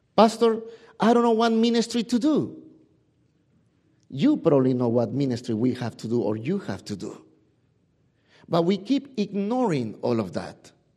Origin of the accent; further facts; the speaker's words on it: Peru; English is a second language; moved away; my English is not as as extensive as you probably know because, y, you know, I'm from Peru